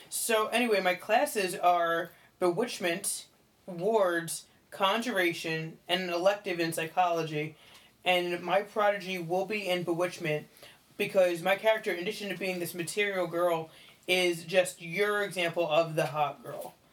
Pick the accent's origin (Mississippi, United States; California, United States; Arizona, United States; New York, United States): New York, United States; New York City; Um, I was raised in New York City and just very much a material girl.